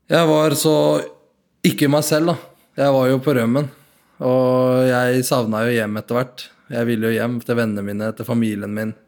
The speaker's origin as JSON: {"language": "Norwegian", "town": "Nador", "region": "Oriental", "country": "Morocco", "moved": "yes", "lives_now": "Norway", "said": "jeg blei kjørt inn fra Nador, der jeg er fra"}